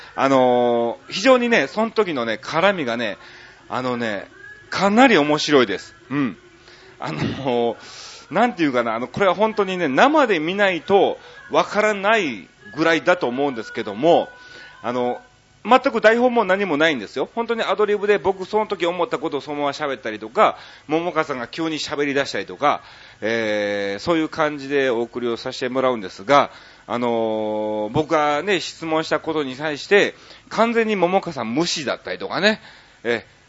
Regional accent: Osaka, Japan; もともと出身も大阪市内で、僕の横の区なんですよね

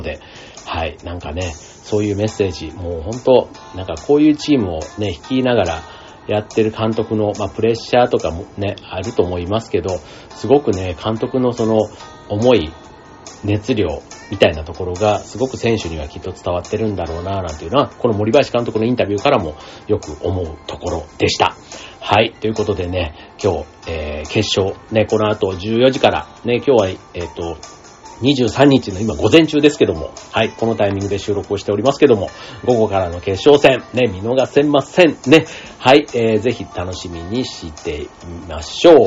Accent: Japan; 日本でずっと生まれ育ってたりする

